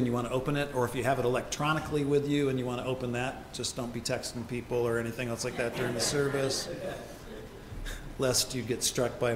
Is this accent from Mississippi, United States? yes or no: no; Ohio, United States; moved away as an adult; Deb and I grew up in Ohio